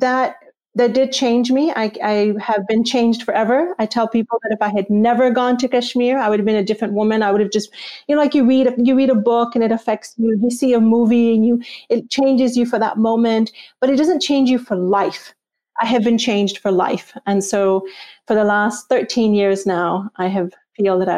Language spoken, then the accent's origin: English; Texas, United States; also born or lived in Pakistan / near Washington, D.C.; now in Washington, D.C., United States; I was raised in Texas